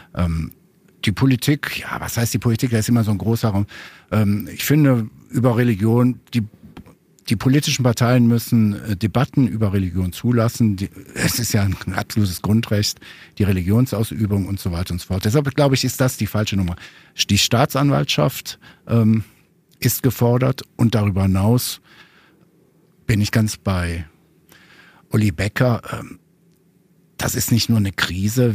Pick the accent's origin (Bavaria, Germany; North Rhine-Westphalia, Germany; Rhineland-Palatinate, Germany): North Rhine-Westphalia, Germany; Ruhr area; ich komme ja aus dem Ruhrgebiet